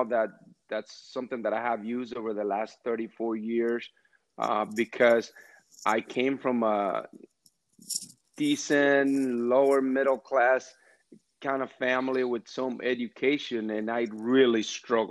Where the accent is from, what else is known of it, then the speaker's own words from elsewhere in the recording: San Pedro de Macorís, Dominican Republic; now in United States; I grew up in the Dominican Republic, born and raised and educated down there too